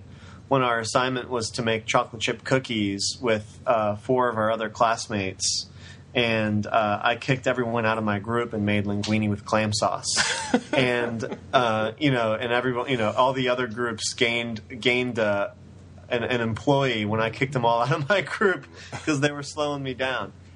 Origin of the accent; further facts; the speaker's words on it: Philadelphia, Pennsylvania, United States; moved away; also born or lived in Israel / Las Vegas / Italy; when I was 4 years old, my family immigrated to Philadelphia, where I started cooking with my mother and my grandmother